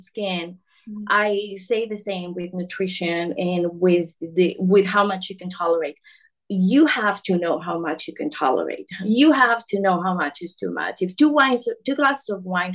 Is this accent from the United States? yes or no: no; Spain; moved away; I'm from Spain originally